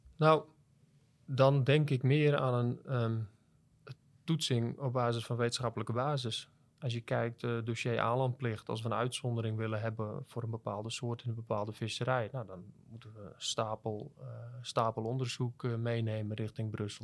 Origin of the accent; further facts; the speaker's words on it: Netherlands; als Nederlanders